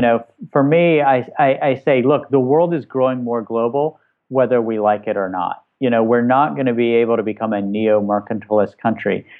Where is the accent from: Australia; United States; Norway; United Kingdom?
United States; West Virginia; where I grew up in West Virginia, working class West Virginia